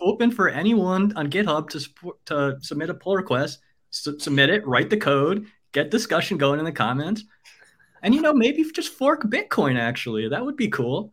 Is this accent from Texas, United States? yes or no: no; New York, United States; moved away as an adult; I'm a New Yorker, born and raised